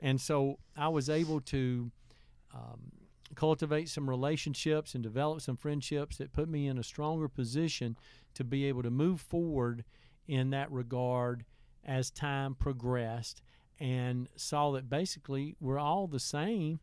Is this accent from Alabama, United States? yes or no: yes; Heflin, Alabama, United States; also born or lived in Wedowee, Alabama; growing up in Heflin